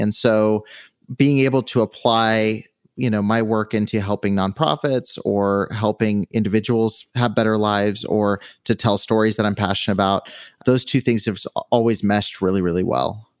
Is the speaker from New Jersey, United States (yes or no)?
no; Southern California, United States; moved away as an adult; now in Henderson, United States; I've always been on the West Coast, so I grew up in Southern California